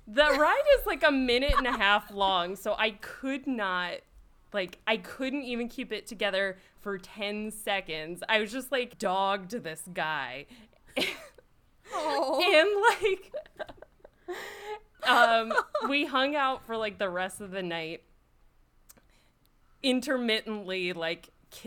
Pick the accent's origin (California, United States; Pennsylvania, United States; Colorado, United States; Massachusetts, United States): Pennsylvania, United States; Philadelphia; I grew up in Philly on the East Coast, you know, that Philly, the Philadelphia on the East Coast.